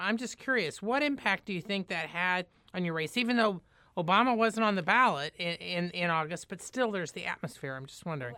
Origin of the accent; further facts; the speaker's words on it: Indiana, United States; Indiana, my home state